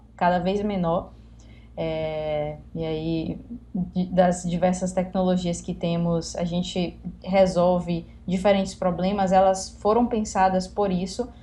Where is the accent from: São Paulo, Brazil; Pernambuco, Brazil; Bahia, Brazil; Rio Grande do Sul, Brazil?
Bahia, Brazil; Salvador; eu sou de Salvador, Bahia